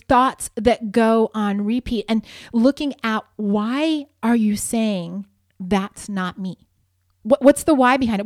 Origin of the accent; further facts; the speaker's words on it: Ohio, United States; moved away as an adult; also born or lived in Spokane, Washington; now in Southern California, United States; I grew up in Ohio